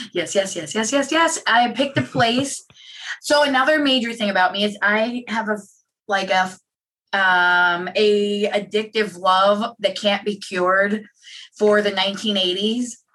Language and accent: English; Pittsburgh, Pennsylvania, United States; my hometown mall, which is now a dead graveyard